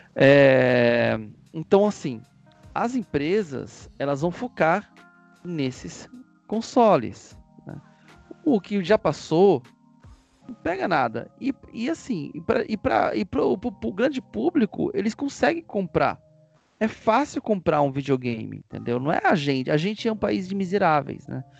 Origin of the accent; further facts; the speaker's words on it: Brazil; A gente fala muito do nosso ponto de vista como brasileiros